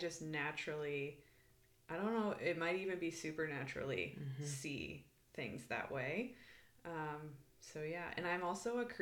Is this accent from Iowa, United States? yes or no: yes; Iowa, United States; moved away as an adult; also born or lived in Arizona; now in Redding, California, United States; I am originally from Iowa. I moved to Arizona